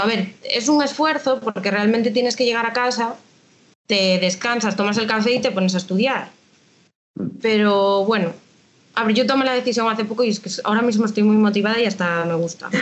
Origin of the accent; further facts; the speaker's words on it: A Coruña, Galicia, Spain; yo soy de Coruña